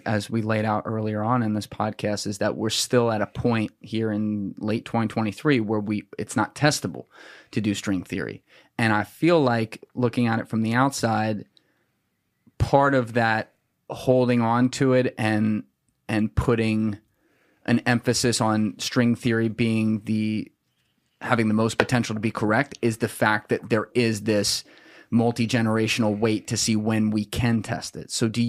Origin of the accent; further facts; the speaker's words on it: New Jersey, United States; I'm from Jersey. You gotta go slower.